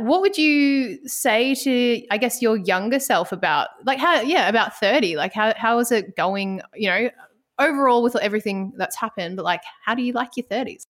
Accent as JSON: {"language": "English", "town": "Ballarat", "region": "Victoria", "country": "Australia", "lives_now": "Melbourne, Australia", "said": "I'm originally from Ballarat"}